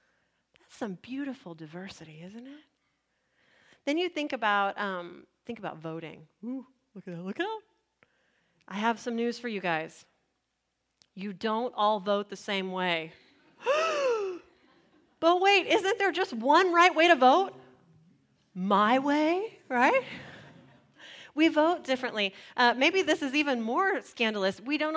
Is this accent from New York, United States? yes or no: no; San Antonio, Texas, United States; Some of us immigrated from other places in Texas, like me, right? I came from San Antonio.